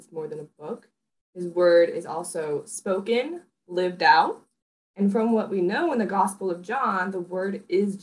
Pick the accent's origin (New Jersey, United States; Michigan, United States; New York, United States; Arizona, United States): Michigan, United States; Holland; now in Chicago, United States; I was born in Chicago, Illinois, raised in Holland, Michigan, and now I am back in Chicago, Illinois